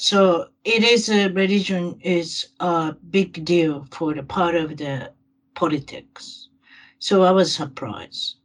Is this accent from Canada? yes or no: no; Japan; now in United States; I'm from Japan